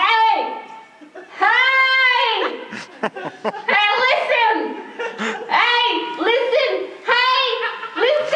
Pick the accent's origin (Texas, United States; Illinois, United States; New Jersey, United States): New Jersey, United States; I'm not from Cleveland, guys. I'm from New Jersey